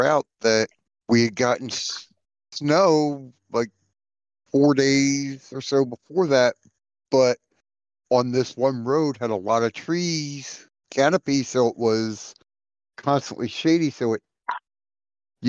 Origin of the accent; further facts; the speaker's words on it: Philadelphia, Pennsylvania, United States; I grew up in Philly.